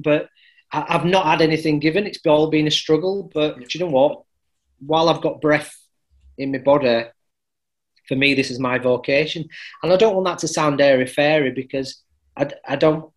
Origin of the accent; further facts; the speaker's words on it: Halifax, Yorkshire and the Humber, United Kingdom; which was based in Halifax. It was born out in my hometown